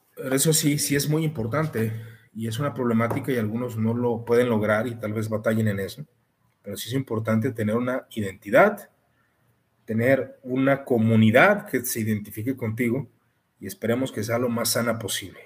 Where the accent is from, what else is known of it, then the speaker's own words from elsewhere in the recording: Mexico; Como mexicano